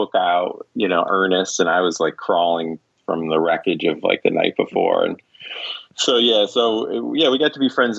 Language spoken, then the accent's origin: English; Ithaca, New York, United States; moved away as an adult; I went to Ithaca College, I grew up in Ithaca